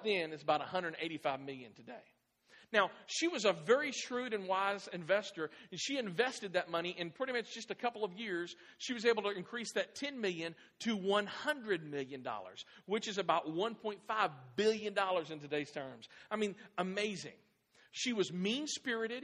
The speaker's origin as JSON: {"language": "English", "town": "Clarksville", "region": "Tennessee", "country": "United States", "tie": "born or raised there", "also_born_or_lived": "Midwest", "moved": "yes", "said": "when we moved from the Midwest to Clarksville. I was born here. And we moved back to Clarksville in 2006"}